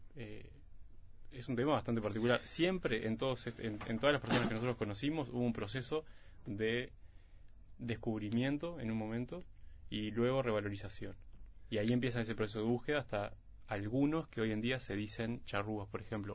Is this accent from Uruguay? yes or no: yes; Uruguay